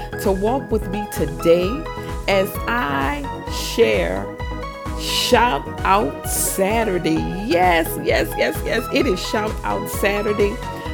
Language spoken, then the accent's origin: English; Louisiana, United States; my hometown of Louisiana, state of Louisiana